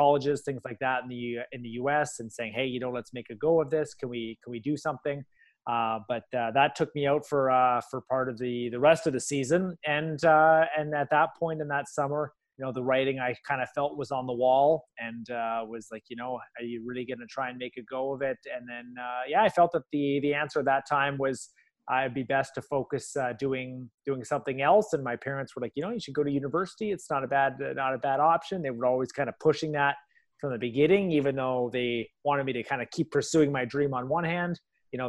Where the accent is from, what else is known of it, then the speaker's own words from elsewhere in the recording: Vancouver, British Columbia, Canada; I played some goalie growing up in Vancouver where I went to high school